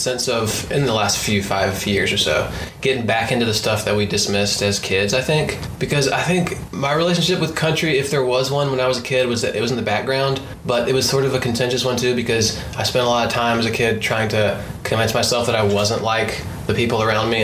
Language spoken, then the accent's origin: English; North Carolina, United States; I grew up in North Carolina and lived through the 90s.